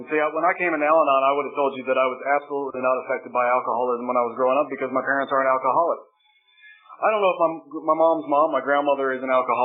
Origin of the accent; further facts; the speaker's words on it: Charlotte, North Carolina, United States; I was born in Charlotte, North Carolina